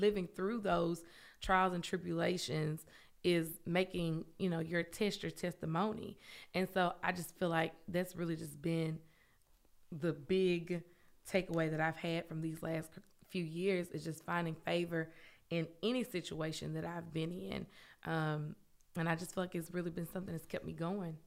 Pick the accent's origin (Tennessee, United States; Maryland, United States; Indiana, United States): Tennessee, United States; Memphis; moved away as an adult; also born or lived in Knoxville, Tennessee; now in Oak Ridge, United States; I'm from Memphis